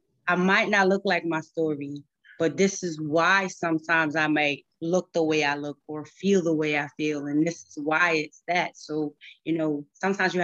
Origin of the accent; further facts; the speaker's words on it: Cross, South Carolina, United States; now in Troy, United States; I'm originally from Cross, South Carolina. I now reside in Troy, New York.